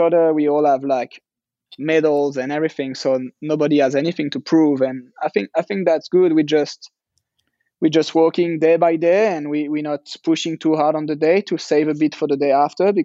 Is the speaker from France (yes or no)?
yes; France; It's really close to France, and even more where I'm from. It's 90 minutes drive for my hometown.